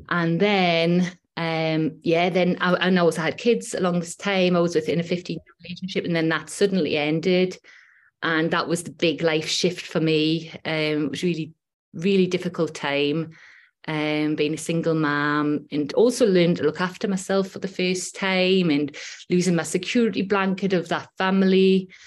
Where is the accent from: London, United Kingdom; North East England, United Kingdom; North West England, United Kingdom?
North East England, United Kingdom; Newcastle upon Tyne; accent: Geordie; now in Whitley Bay, United Kingdom; I'm from Newcastle upon Tyne. I live in Whitley Bay now, which is just on the coast.